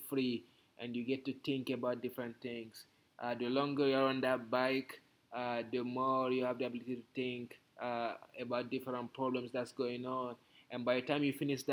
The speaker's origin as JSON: {"language": "English", "country": "Guinea", "tie": "born or raised there", "also_born_or_lived": "Austin, Texas", "moved": "yes", "said": "Growing up in Guinea"}